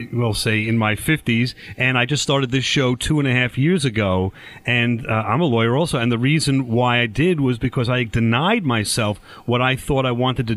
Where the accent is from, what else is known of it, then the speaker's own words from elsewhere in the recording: New York, United States; us New Yorkers